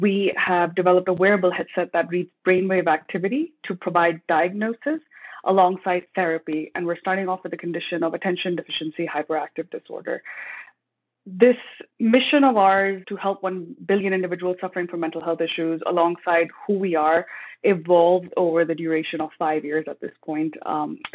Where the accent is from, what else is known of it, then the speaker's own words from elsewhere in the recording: Pakistan; moved away as an adult; also born or lived in United States / Texas; now in Canada; In my ethnic background, I'm originally from Pakistan